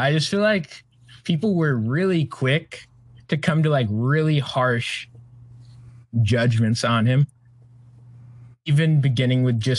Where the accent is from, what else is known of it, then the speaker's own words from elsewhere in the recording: Providence, Rhode Island, United States; I'm from Providence, Rhode Island.